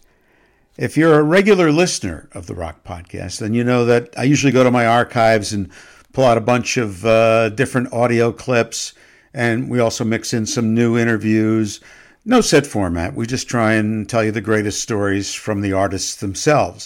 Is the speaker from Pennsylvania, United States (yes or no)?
yes; Allentown, Pennsylvania, United States; I'm originally from Allentown, Pennsylvania